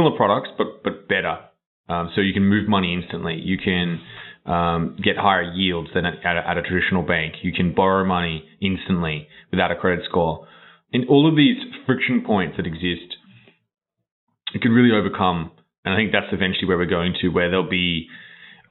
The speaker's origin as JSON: {"language": "English", "country": "Australia", "tie": "born or raised there", "moved": "yes", "said": "I grew up in Australia, which is a long way away."}